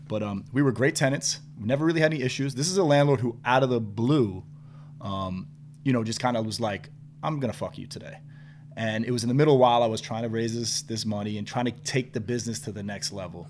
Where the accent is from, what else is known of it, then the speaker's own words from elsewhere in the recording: New York City, New York, United States; at that age and growing up in New York was like tough white boy